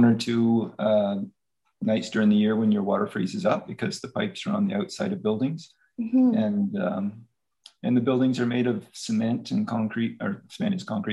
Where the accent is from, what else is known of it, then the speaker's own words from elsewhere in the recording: Canada; moved away as an adult; now in Albania; I grew up in Nova Scotia in New Brunswick